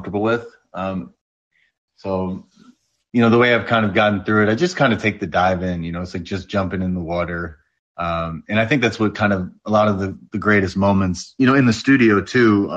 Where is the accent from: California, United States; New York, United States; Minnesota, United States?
New York, United States; I'm from New York